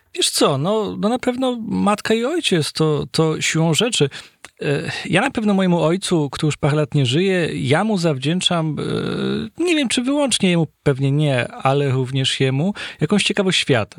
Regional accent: Gliwice, Silesian Voivodeship, Poland; ja pochodzę z domu śląskiego wielopokoleniowego, to znaczy z takiego domu kamienicy, którą sami sobie zbudowaliśmy tuż przed wojną w Gliwicach

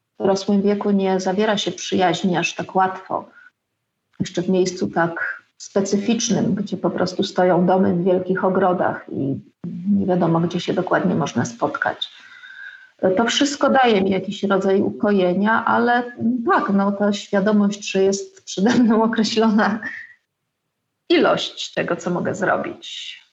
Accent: Wałbrzych, Lower Silesian Voivodeship, Poland; moved away as an adult; also born or lived in Wrocław; now in Podkowa Leśna, Poland; od kiedy wyjechałam z Wałbrzycha w wieku 18 lat z plecakiem czerwonym na stelażu do Wrocławia na studia

